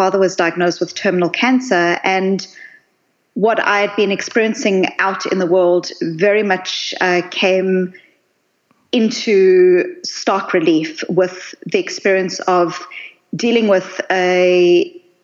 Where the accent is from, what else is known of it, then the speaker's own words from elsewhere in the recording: South Africa; I grew up in South Africa